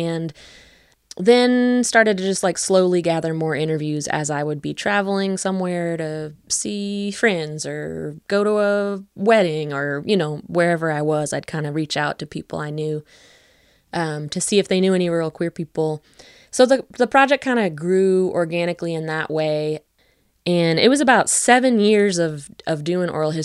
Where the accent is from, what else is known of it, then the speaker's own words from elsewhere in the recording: West Virginia, United States; moved away as an adult; also born or lived in Western Massachusetts; But I grew up in West Virginia. I grew up mostly on the border of Greenbrier and Pocahontas counties.